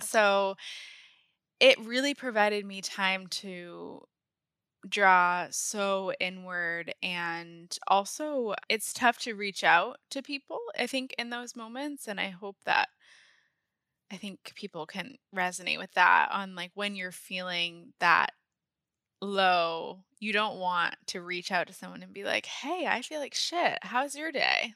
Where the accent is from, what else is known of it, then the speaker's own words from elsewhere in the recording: Maine, United States; moved away as an adult; also born or lived in San Diego / Connecticut; I grew up in Maine. I moved from San Diego when I was three, grew up in Maine, and went to college in Maine